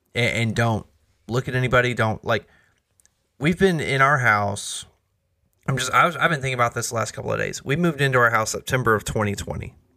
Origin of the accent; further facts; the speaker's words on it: United States; us as American believers